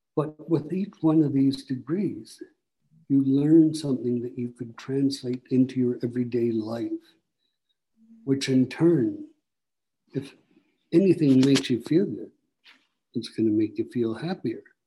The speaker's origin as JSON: {"language": "English", "town": "Barrie", "region": "Ontario", "country": "Canada", "also_born_or_lived": "Simcoe, Ontario", "said": "I'm from Barrie"}